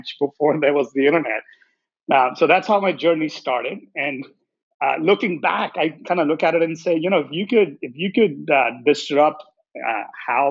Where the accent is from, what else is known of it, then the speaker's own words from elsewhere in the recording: India; moved away as an adult; also born or lived in Columbus, Nebraska; now in United States; So, I grew up in India and studied engineering over there.